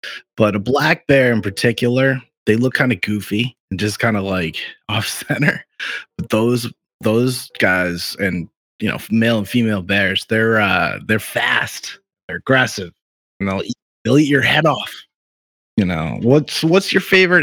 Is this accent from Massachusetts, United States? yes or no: yes; just outside of Boston, Massachusetts, United States; I grew up just outside of Boston, Massachusetts, here in the US